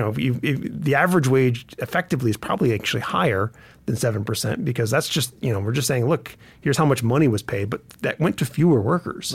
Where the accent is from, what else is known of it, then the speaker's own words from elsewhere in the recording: Grants Pass, Oregon, United States; now in Montana, United States; I grew up in Grants Pass, Oregon